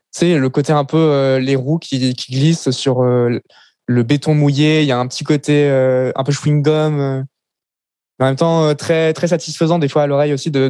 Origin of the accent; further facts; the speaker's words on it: Paris, Île-de-France, France; born there; also born or lived in Lille / Le Mans / Grenoble; Euh, donc, je suis né à Paris, l'ai déménagé à Lille, puis après au Mans, après à Grenoble, après en campagne parisienne dans un petit village de 300 habitants